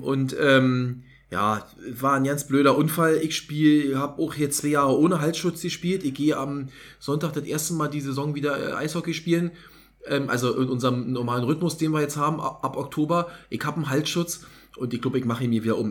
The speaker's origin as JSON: {"language": "German", "region": "East Germany", "country": "Germany", "said": "muss ich als Ossi"}